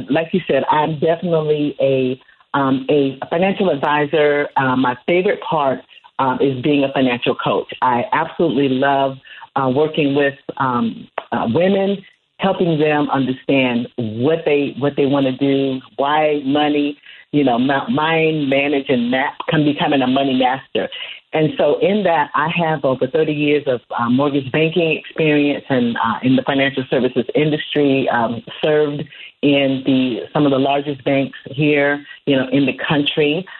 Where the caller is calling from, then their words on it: Charlotte, North Carolina, United States; I am calling from the Queen City of Charlotte, North Carolina.